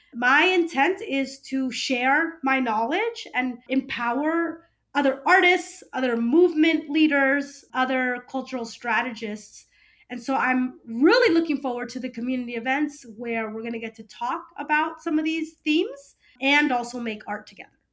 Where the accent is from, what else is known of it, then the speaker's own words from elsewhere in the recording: California, United States; also born or lived in Peru; I consider myself a first generation American